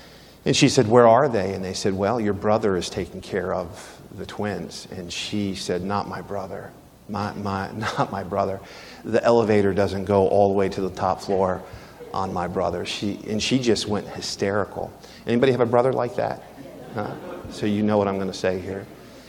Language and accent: English; Philadelphia, Pennsylvania, United States; I grew up in Philadelphia.